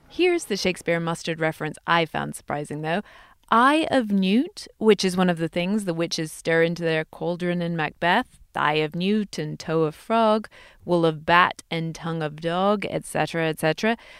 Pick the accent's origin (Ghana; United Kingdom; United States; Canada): United Kingdom; England; moved away; In my home country